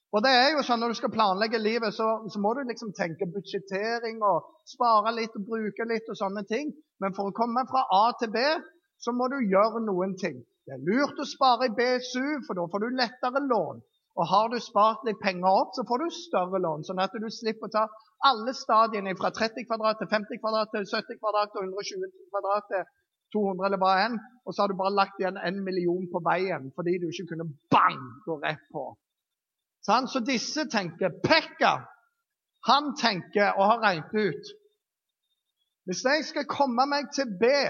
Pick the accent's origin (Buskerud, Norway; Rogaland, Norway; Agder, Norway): Rogaland, Norway; Jæren; jeg er jærbu